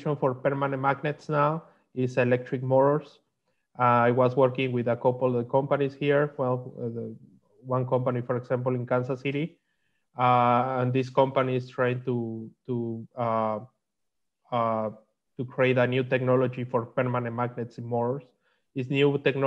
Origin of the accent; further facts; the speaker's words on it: Mexico; English is a second language; moved away as an adult; also born or lived in Huntsville, Alabama, United States; now in United States; I am from Mexico. I come here to USA 7 years ago